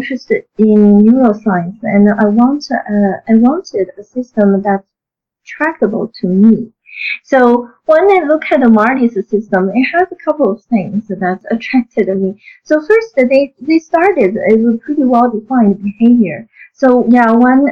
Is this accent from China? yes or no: yes; China; moved away as an adult; I grew up in China